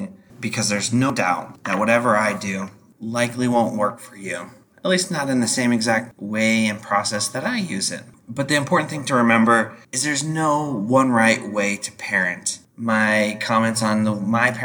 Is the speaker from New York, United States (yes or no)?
no; Idaho, United States; growing up in Idaho